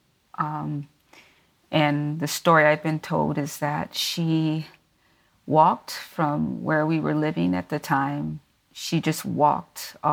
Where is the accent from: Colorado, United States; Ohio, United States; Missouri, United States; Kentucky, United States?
Kentucky, United States; Louisville; also born or lived in Lafayette, Indiana; I am from Kentucky. I grew up in Louisville, Kentucky, originally